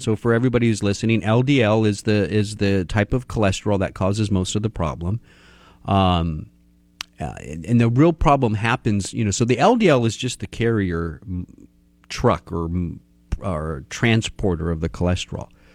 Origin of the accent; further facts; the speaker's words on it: Texas, United States; I'm from Texas.